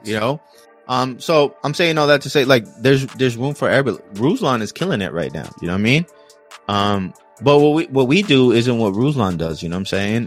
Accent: California, United States; I'm from Cali

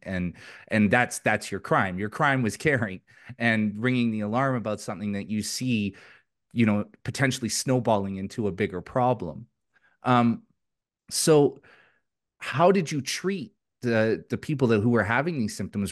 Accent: Vancouver, British Columbia, Canada; moved away as an adult; now in Alberta, Canada; I'm from British Columbia, uh, originally from the Vancouver area. I vacated a couple of years ago and came to Alberta

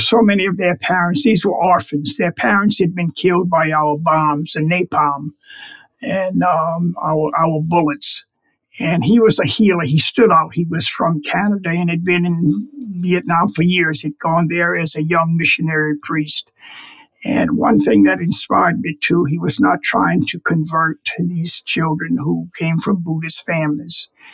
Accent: United States; my country, the United States

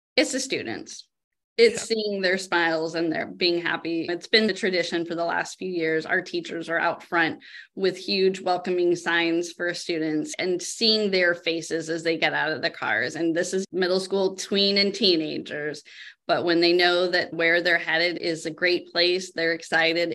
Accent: Sebastopol, California, United States; I grew up here in Sebastopol.

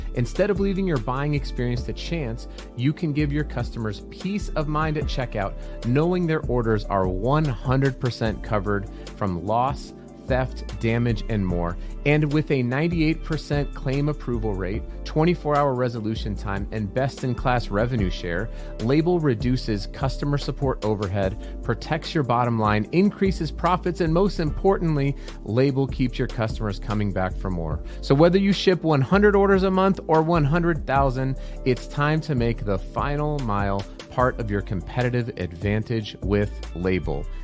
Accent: Colorado, United States; I'm from Colorado originally

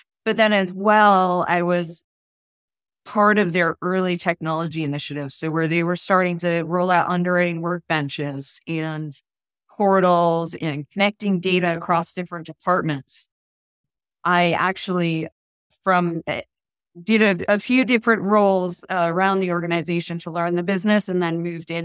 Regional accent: Boston, Massachusetts, United States; now in Orlando, United States; I grew up in the Boston area

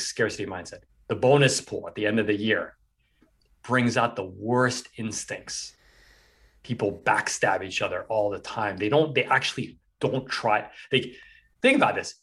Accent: New York City, New York, United States; I grew up in New York City

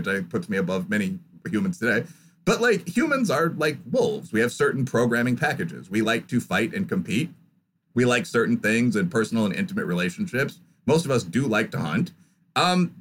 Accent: Midwest, United States; I'm from the Midwest, so I actually have some background knowledge of farming

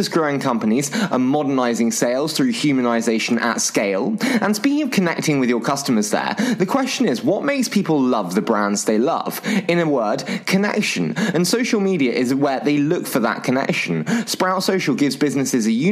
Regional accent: United Kingdom; accent: British; my dulcet British accent

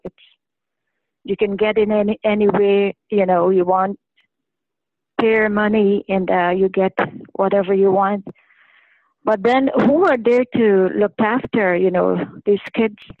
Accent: Canada; I'm a Canadian

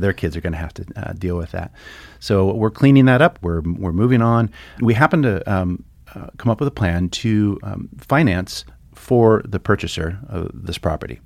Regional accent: Santa Barbara, California, United States; now in Stevensville, United States; I grew up in, uh, Southern California in, uh, sunny Santa Barbara

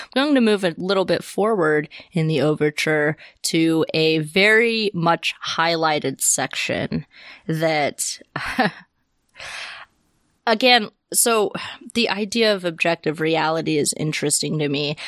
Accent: Deep South, United States; I grew up in the Deep South

